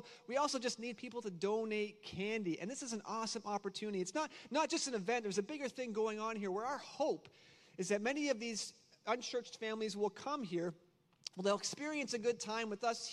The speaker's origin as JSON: {"language": "English", "country": "Canada", "moved": "yes", "said": "I'm also Canadian, so if I say a few words kind of funny"}